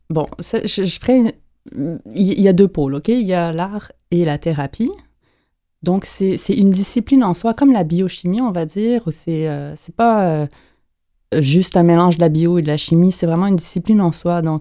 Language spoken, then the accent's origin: French; Montreal, Quebec, Canada; je suis née à Montréal.